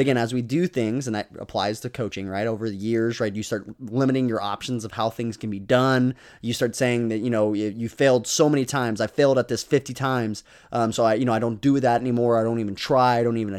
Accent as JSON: {"language": "English", "region": "Texas", "country": "United States", "said": "I don't struggle with insecurity and I'm from Texas. I'm from Texas."}